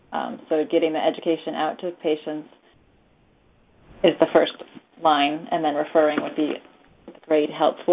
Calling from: New Hampshire, United States; I'm from New Hampshire.

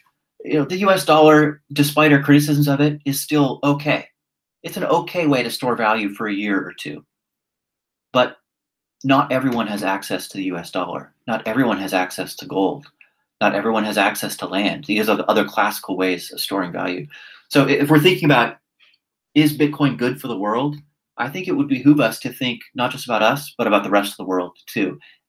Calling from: Singapore; So I'll just give you an example from my own backyard. I'm speaking here from Singapore.

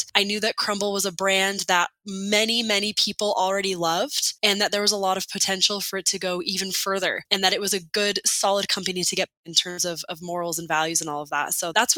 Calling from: Orem, Utah, United States; I am joining you from Orem, Utah.

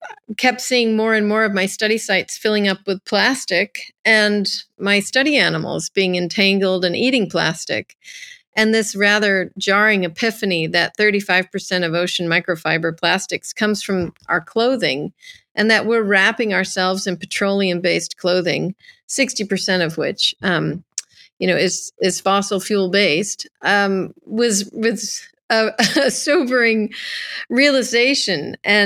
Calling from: Carmel, California, United States; I'm calling in from California, Carmel, California.

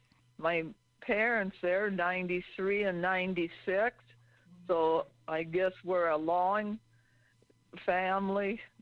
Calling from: Ripon, Wisconsin, United States; from Ripon, Wisconsin.

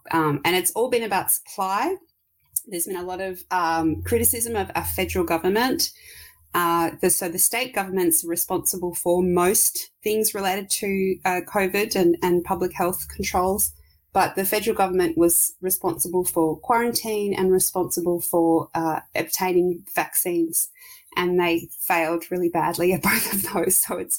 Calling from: Melbourne, Victoria, Australia; I'm calling from Melbourne in Australia, down the bottom.

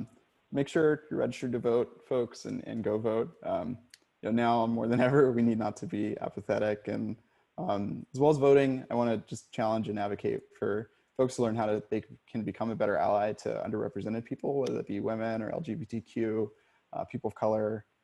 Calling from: Portland, Oregon, United States; And I'm calling from Portland, so this is ever true for me right now.

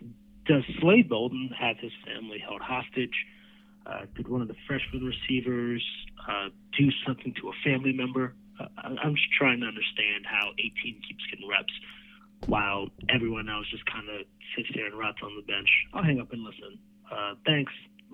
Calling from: Austin, Texas, United States; I'm calling from Austin, Texas.

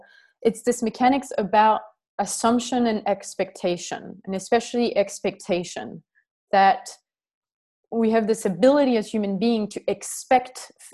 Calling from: Crete, Greece; I'm calling from Crete, and it's not wintry.

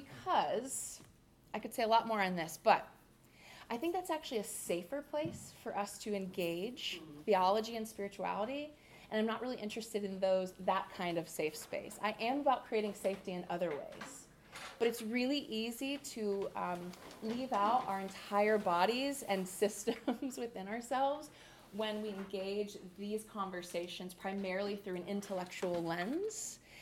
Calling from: Clearwater, Florida, United States; I come to you from Clearwater, Florida, which is part of Tampa Bay on the west coast. So being near the water feels really good and right to me. We don't have mountains in Florida.

